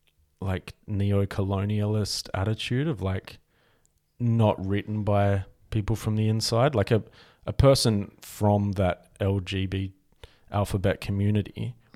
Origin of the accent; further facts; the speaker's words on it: Australia; Like white, like I'm as Australian as you are you're not like bringing your like post-colonial apologetic ideals to my community.